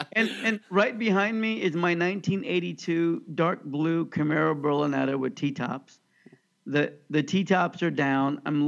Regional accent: Overland Park, Kansas, United States; I grew up in Oakland Park, Kansas.

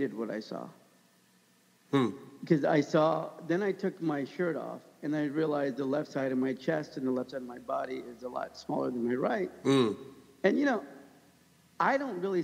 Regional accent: United States

